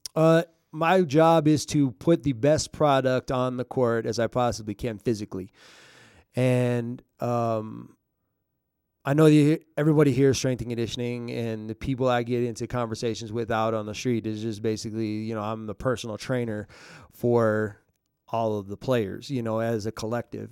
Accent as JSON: {"language": "English", "town": "Minneapolis", "region": "Minnesota", "country": "United States", "moved": "yes", "lives_now": "Albuquerque, United States", "said": "I'm from Minneapolis"}